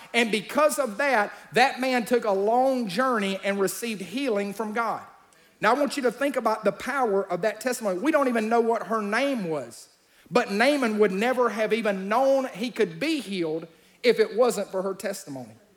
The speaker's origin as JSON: {"language": "English", "region": "Alabama", "country": "United States", "said": "I'm from Alabama"}